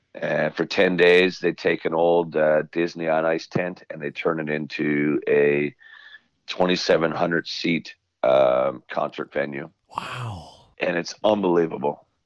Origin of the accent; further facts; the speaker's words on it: Newfoundland and Labrador, Canada; I'm from Newfoundland